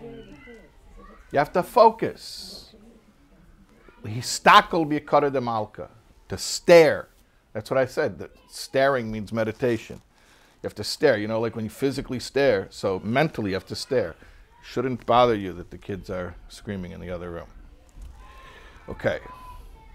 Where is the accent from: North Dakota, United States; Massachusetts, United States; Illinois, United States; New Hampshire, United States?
Illinois, United States; Chicago; I'm from Chicago.